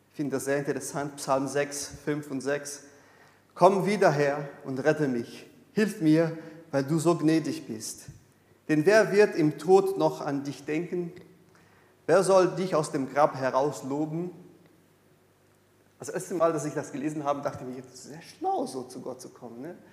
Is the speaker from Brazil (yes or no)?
yes; Brazil; German is a second language; ich komme aus Brasilien. In Brasilien gibt es so in der allgemeinen Frömmigkeit die, die Vorstellung